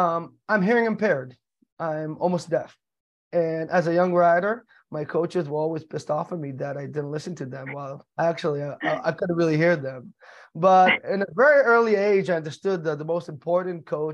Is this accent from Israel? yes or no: yes; Israel; moved away as an adult; also born or lived in United States; I was born and raised in the United States, but in a very early age, I moved to the state of Israel